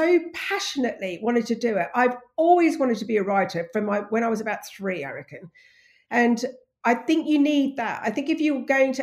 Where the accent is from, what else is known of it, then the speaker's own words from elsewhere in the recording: Australia; moved away as an adult; also born or lived in England; now in United Kingdom; I'm English, but I grew up in Australia